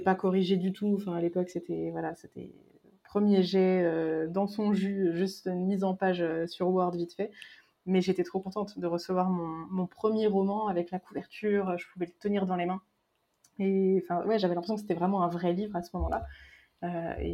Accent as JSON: {"language": "French", "area": "Berry", "region": "Centre-Val de Loire", "country": "France", "tie": "born or raised there", "said": "j'ai grandi dans le Berry."}